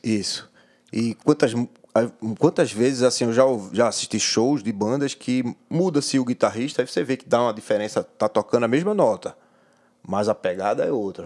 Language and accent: Portuguese; Pernambuco, Brazil; Eu sou pernambucano